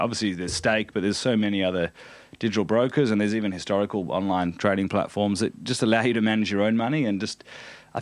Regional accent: Australia; also born or lived in United States; as an Australian

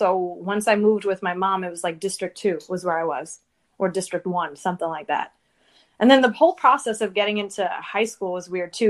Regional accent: New York City, New York, United States; I grew up in Lower Manhattan.

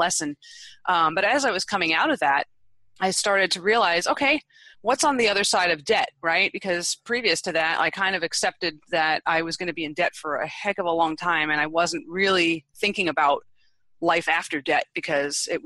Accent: East Coast, United States; moved away; I'm originally from the East Coast

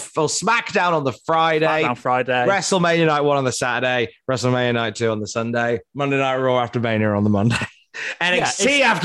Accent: Cardiff, Wales, United Kingdom; All right, Gavner, I'm from Cardiff.

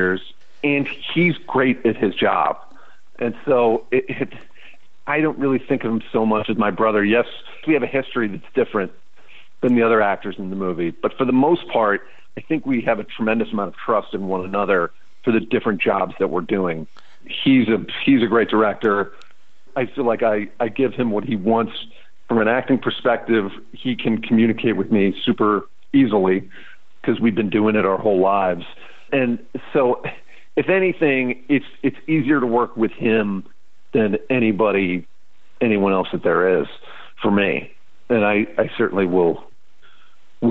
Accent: St. Louis, Missouri, United States; moved away; going back to my hometown

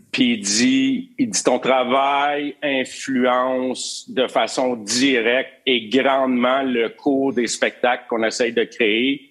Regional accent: Drummondville, Quebec, Canada; moved away as an adult; also born or lived in Montreal; Drummondville, euh, Drummondville, 1960, quand je suis venu au monde

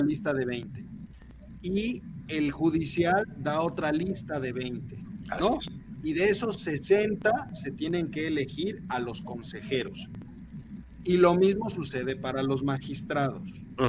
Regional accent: Mexico; como buenos mexicanos

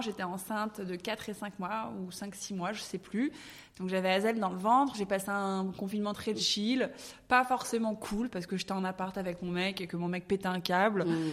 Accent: Paris, Île-de-France, France; moved away as an adult; now in Dubai, United Arab Emirates; je suis née à Paris, j'ai grandi à Paris

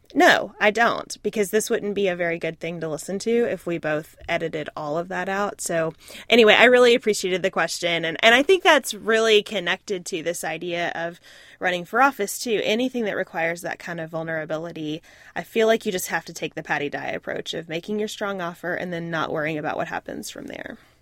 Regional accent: United States; being an American

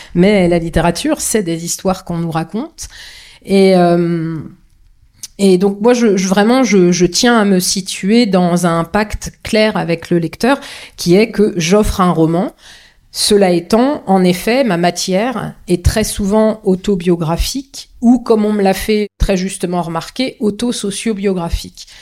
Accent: Vendée, Pays de la Loire, France; je suis né en Vendée, que je ne connais que ça

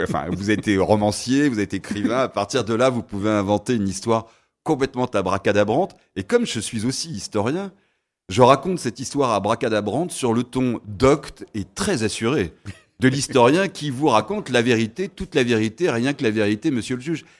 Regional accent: Paris, Île-de-France, France; also born or lived in Sarthe; je suis un parisien ensarté

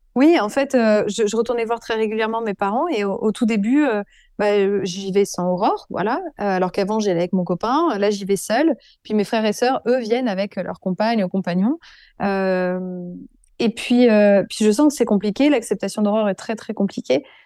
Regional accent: Avignon, Provence-Alpes-Côte d'Azur, France; also born or lived in Burgundy / Paris; now in Dax, France; je viens d'une famille bourguignonne, plutôt bourgeoise, catholique, très pratiquante. j'ai grandi en partie à Avignon

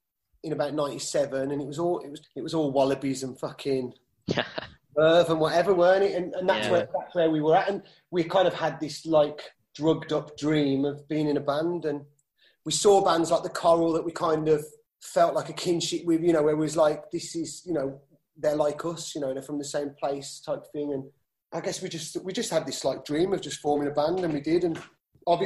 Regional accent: Birmingham, West Midlands, United Kingdom; we're Brummies

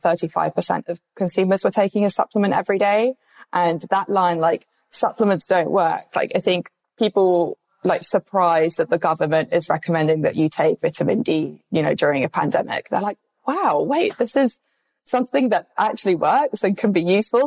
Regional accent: London, United Kingdom; I'm obviously from London.

